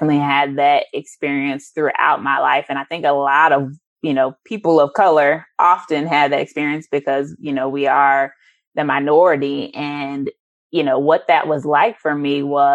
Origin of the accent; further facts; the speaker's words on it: St. Louis, Missouri, United States; moved away; I'm originally from St. Louis, so that's where my roots are at.